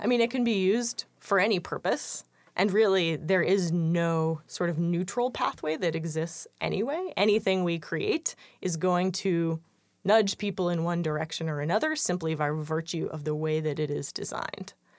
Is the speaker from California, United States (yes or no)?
yes; San Francisco, California, United States; moved away as an adult; also born or lived in East Coast, United States; I am originally from San Francisco.